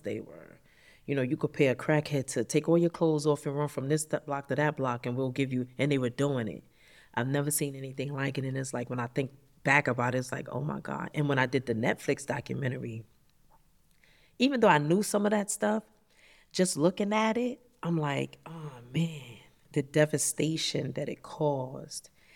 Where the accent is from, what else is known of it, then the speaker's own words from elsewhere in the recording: New York City, New York, United States; I grew up in Harlem